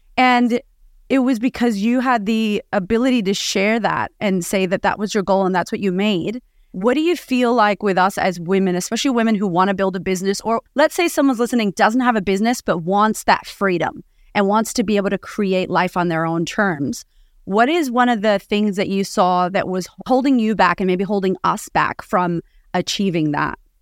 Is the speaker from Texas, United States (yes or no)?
no; Boston, Massachusetts, United States; now in Australia; I grew up in Boston, and I grew up on food stamps, and now I live in Australia